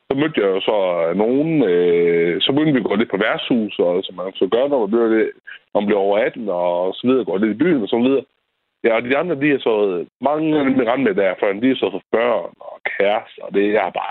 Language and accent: Danish; Tørning, Denmark; also born or lived in Ellinge; Ja, jeg kommer fra Tørning. Så flyttede jeg tilbage til Tørning